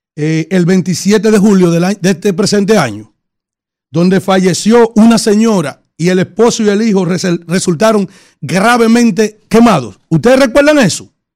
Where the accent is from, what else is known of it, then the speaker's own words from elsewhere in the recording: San Cristóbal, Dominican Republic; mi pueblo, en mi provincia de San Cristóbal